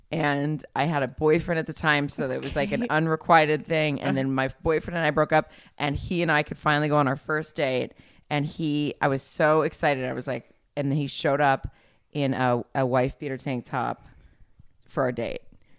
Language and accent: English; the South, United States; I'm from the South.